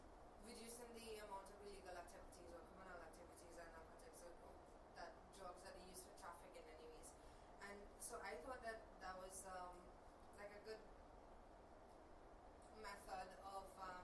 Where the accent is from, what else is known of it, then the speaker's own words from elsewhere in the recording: Trinidad & Tobago; I'm from Trinidad